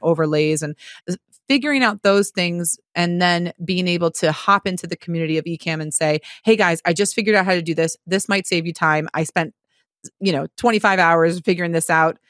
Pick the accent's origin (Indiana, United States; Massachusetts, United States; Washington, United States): Massachusetts, United States; Marlborough; moved away; my hometown of Marlborough, Massachusetts